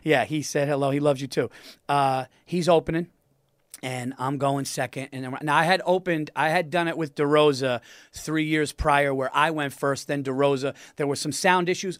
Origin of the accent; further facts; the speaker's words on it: New York, United States; my hometown